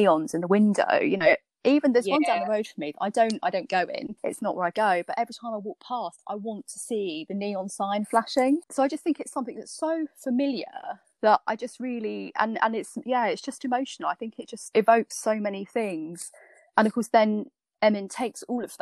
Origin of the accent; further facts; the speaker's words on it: Norfolk, East of England, United Kingdom; I grew up in Norfolk